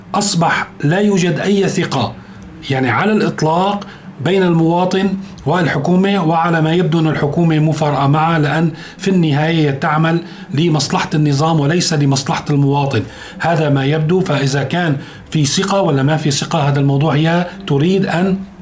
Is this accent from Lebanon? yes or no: no; Syria; نحن كسوريين